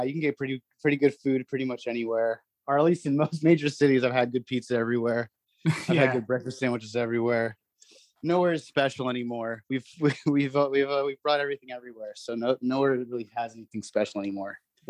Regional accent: Manhattan, New York, United States; born there; also born or lived in New Jersey; I was born in Manhattan, and then I lived in New Jersey for the first few years of my life, and then I actually grew up overseas mostly

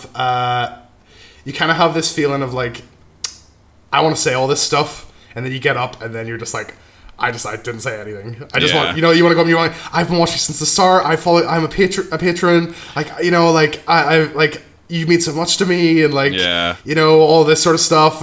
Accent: Northern Ireland, United Kingdom; I'm from Northern Ireland too

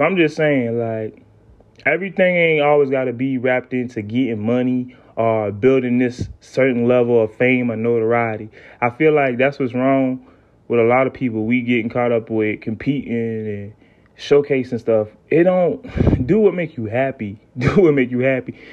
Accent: South Carolina, United States; I'm from the South, right? I'm from South Carolina

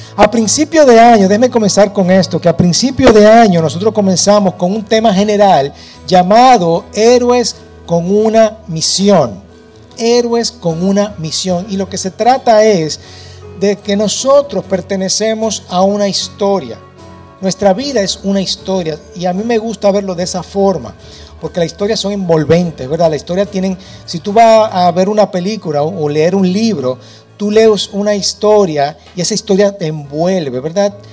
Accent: Dominican Republic; soy dominicano y no nací en otro lugar

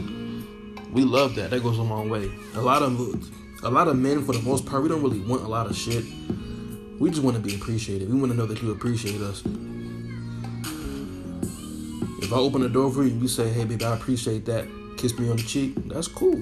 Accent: Baltimore, Maryland, United States; also born or lived in Virginia; now in Seattle, United States; Shout out to Virginia, man. East Coast, DMV, it's my hometown. Shout out to Baltimore, it's my hometown

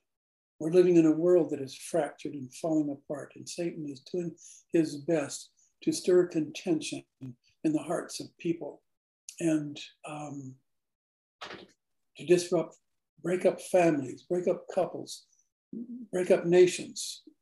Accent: Finland; I'm from Finland.

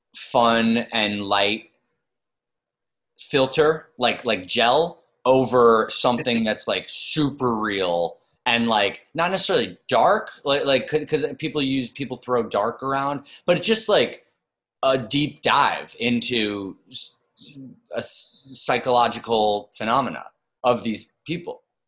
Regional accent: New York, United States; I'm from New York, but I came back to New York

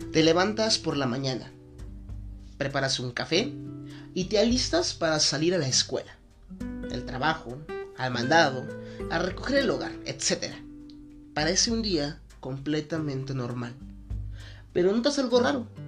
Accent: Guadalajara, Jalisco, Mexico; porque soy mexicano, porque soy de aquí de Guadalajara, porque la gente comparte ciertas características y rasgos que nos hacen, pues ahora sí que parte de esto que es la ciudad.

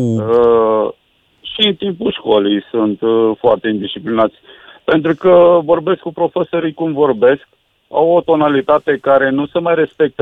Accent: Romania; Sunt un cetățean din România.

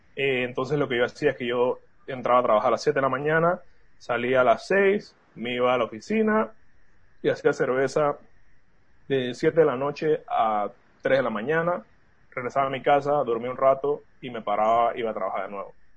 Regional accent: Panama; somos cuatro socios panameños

